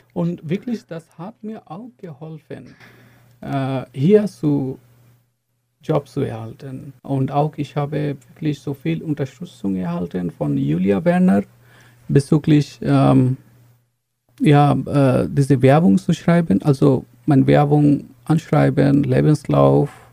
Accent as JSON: {"language": "German", "country": "Bangladesh", "second_language": "German", "moved": "as an adult", "lives_now": "Chemnitz, Germany", "said": "ich komme aus Bangladesch und äh, ich bin schon in Chemnitz seit lange, schon fast acht Jahre."}